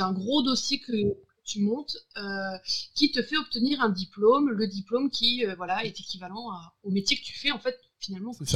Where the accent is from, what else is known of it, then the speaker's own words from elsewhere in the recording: Brittany, France; J'habite à Brest. Je suis une Bretonne